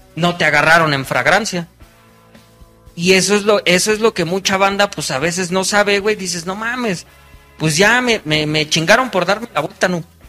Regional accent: Mexico; como buen mexicano

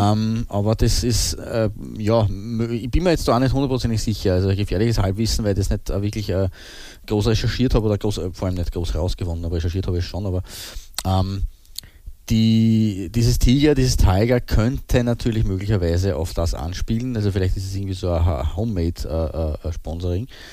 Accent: Austria; wir sind Österreicher

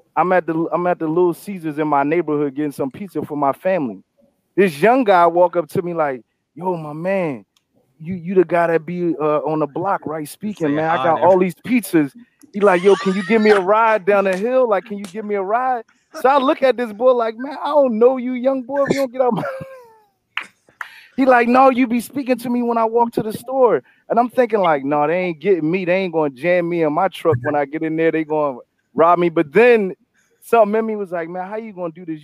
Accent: Philadelphia, Pennsylvania, United States; I grew up in Philly

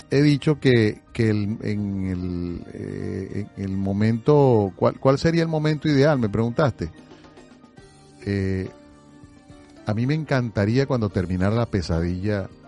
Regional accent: Venezuela; now in Miami, United States; Aquí hay aquí hay muchos venezolanos, pero no somos la mayoría. Eh, la mayoría sigue siendo la cubana.

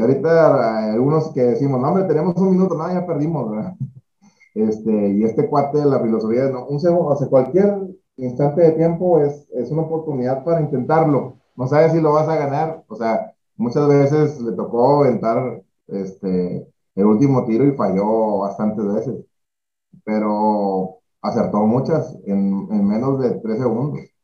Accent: Monclova, Coahuila, Mexico; moved away as an adult; now in Monterrey, Mexico; soy de Monclova, de Monclovita la Bella. Eh, pues estuvimos, bueno, hasta ahí estudié la prepa

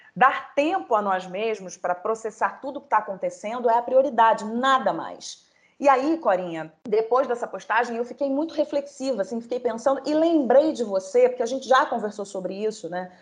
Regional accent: Rio de Janeiro, Brazil; moved away as an adult; now in São Paulo, Brazil; eu nunca morei em outro lugar que, que não fosse o Rio de Janeiro.

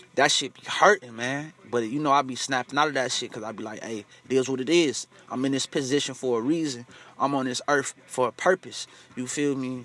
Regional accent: United States; Us African Americans over here in America

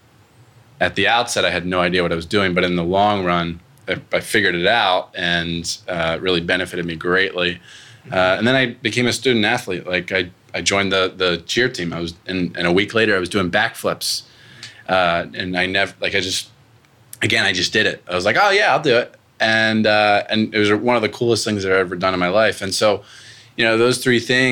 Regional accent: Pennsylvania, United States; moved away as an adult; I'm from Pennsylvania originally. I moved 1,000 miles away to go to college

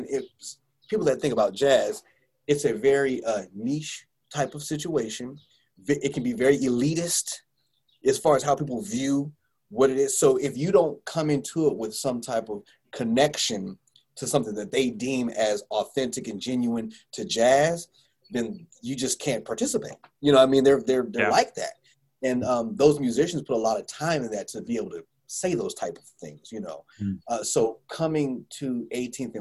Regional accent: Bay Area, California, United States; moved away; When I was growing up in the Bay Area

